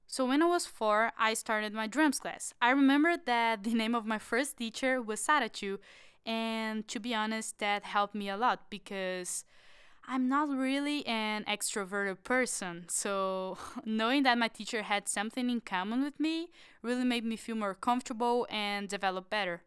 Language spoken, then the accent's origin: English; Florianópolis, Santa Catarina, Brazil; I'm from Florianópolis, which is an amazing island.